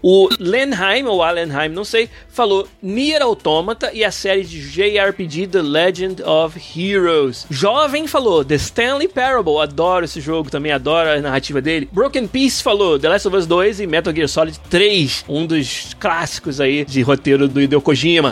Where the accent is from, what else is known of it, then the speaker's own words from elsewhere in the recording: Rio de Janeiro, Brazil; moved away as an adult; also born or lived in Florianópolis; Eu e o Beraldo somos do Rio, como é o Arthur também